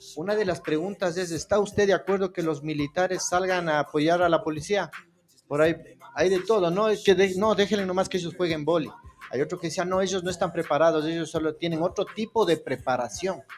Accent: Ecuador; como ecuatorianos

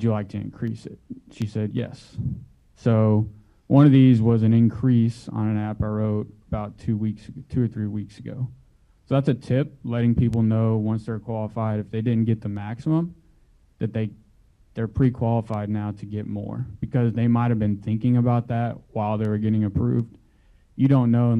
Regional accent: Houston, Texas, United States; I am from Houston, Texas, and have been here just over 5 years

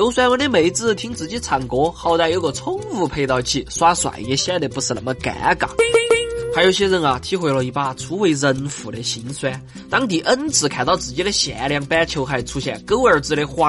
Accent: Chengdu, Sichuan, China; 我们成都人每家每户至少两个起步。

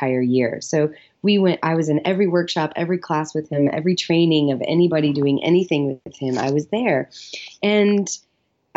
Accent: Louisville, Kentucky, United States; also born or lived in Chicago / Los Angeles; I grew up here in Louisville, Kentucky, and I went to school in Chicago

